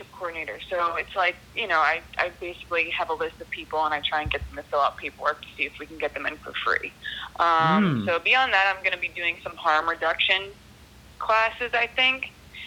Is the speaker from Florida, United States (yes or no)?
yes; South Florida, United States; I grew up here in South Florida